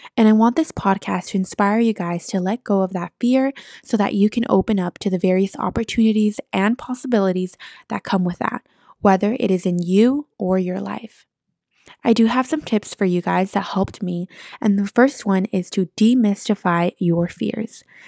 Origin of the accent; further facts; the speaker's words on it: San Francisco, California, United States; also born or lived in East Bay, California; I am from San Francisco, California, but I live in the East Bay